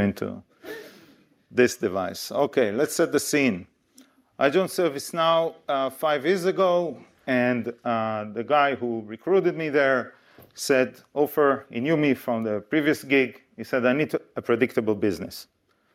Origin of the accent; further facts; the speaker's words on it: Israel; moved away as an adult; now in United Kingdom; I come from Israel. In case you don't know where Israel is, here's a map. This is how we Israelis see the world. And I came to the UK almost 20 years ago.